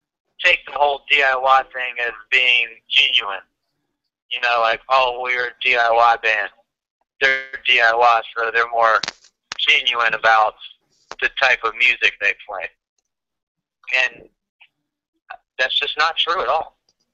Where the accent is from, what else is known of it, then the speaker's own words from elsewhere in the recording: Augusta, Georgia, United States; Augusta, Georgia.